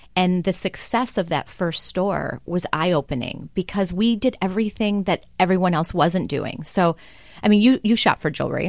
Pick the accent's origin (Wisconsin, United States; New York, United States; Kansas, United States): Wisconsin, United States; Kenosha; I grew up in Kenosha, Wisconsin